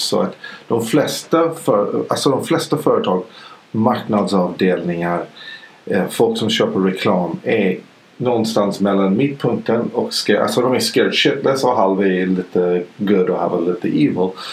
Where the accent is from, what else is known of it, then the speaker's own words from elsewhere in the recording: Idaho, United States; Swedish is a second language; now in Sweden; jag är ju född i, i Idaho i USA. Då åt man kött hela tiden